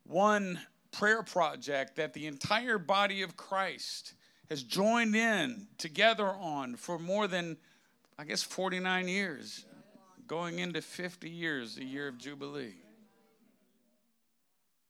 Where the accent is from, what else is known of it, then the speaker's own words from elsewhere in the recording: Massachusetts, United States; accent: New England; I was born in Massachusetts